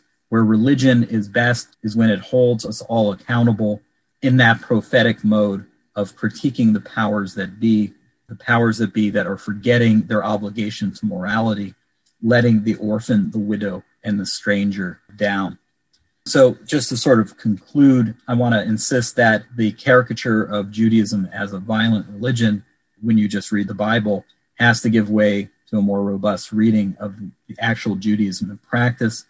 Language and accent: English; Cincinnati, Ohio, United States; in 1941 in Cincinnati, my hometown